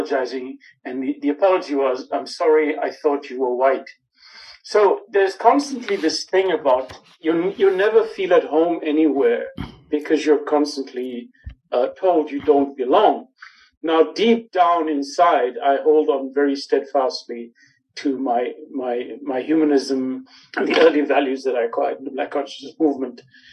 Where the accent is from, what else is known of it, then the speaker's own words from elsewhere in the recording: Johannesburg, Gauteng, South Africa; When I was growing up in El Dorado Park, I got beaten up a lot